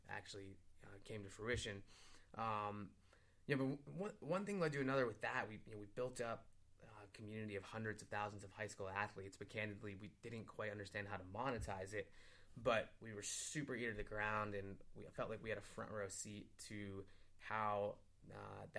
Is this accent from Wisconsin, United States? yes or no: no; Cleveland, Ohio, United States; moved away as an adult; me being the proud Clevelander that I am